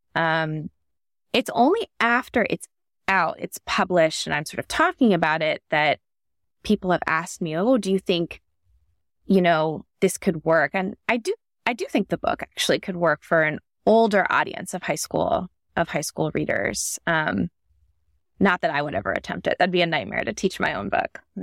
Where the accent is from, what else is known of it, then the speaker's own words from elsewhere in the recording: Northern Virginia, United States; moved away; also born or lived in New York City; I grew up in Northern Virginia in like the suburbs of DC